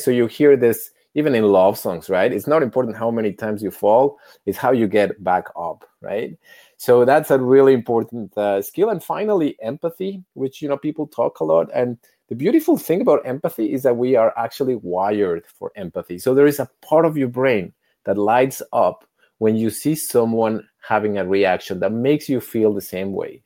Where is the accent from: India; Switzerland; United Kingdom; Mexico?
Mexico; Mexico City; moved away as an adult; also born or lived in United States; now in Canada; I was born, eh, as a privileged kid in Mexico City